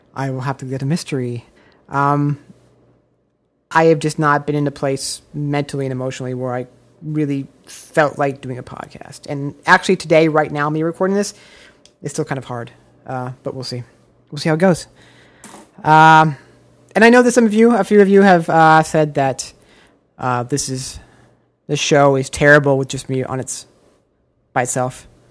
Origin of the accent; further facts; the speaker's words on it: Omaha, Nebraska, United States; now in Los Angeles, United States; I grew up in the biggest city in Nebraska